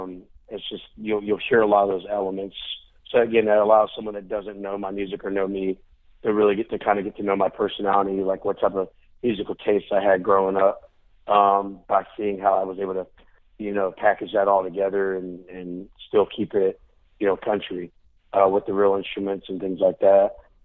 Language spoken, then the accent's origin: English; Florida, United States; now in Nashville, United States; I'm from Florida and still got my house down there.